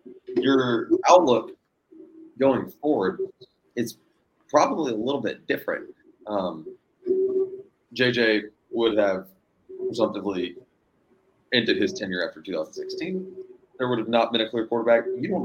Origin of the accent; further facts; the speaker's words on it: Georgia, United States; my home state that wears red and black.